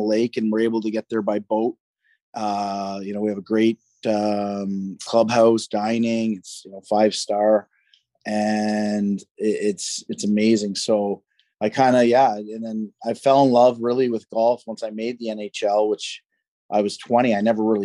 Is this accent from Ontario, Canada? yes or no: yes; Peterborough, Ontario, Canada; I'm actually from Peterborough